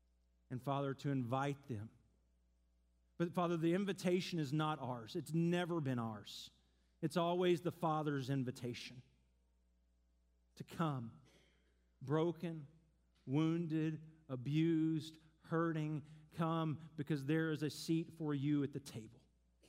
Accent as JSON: {"language": "English", "town": "Seattle", "region": "Washington", "country": "United States", "said": "So we just moved to town. We're from Seattle. We don't really know anyone."}